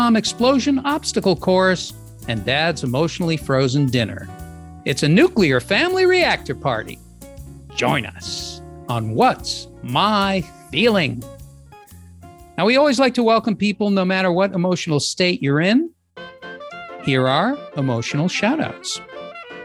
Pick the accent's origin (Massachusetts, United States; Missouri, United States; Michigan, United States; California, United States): Massachusetts, United States; Lynn; I was born in Lynn, not that terribly far away